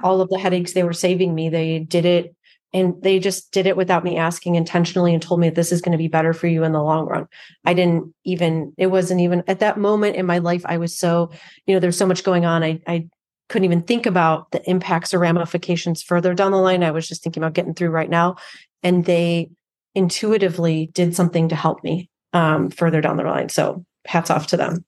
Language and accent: English; Chicago, Illinois, United States; I actually grew up on the south side of Chicago.